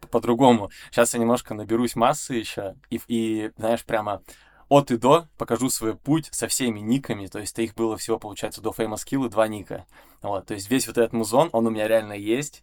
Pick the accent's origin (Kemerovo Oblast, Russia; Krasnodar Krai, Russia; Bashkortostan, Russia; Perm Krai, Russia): Perm Krai, Russia; Perm; moved away; also born or lived in Saint Petersburg; я из Перми